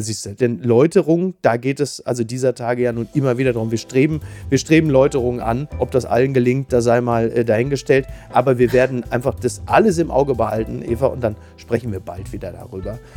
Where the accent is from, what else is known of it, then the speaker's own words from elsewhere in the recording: Castrop-Rauxel, North Rhine-Westphalia, Germany; meiner Heimatstadt Kastrop-Rauxel